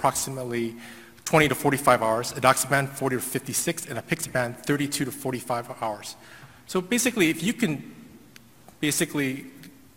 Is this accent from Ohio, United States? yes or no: no; Houston, Texas, United States; I'm actually from Houston